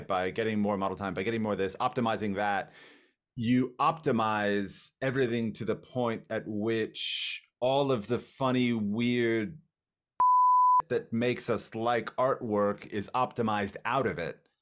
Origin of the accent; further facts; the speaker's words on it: Miami, Florida, United States; I'm from Miami, Florida